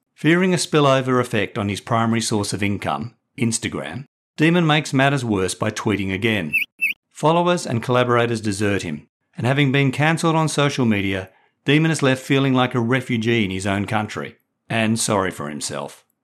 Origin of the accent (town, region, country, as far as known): Australia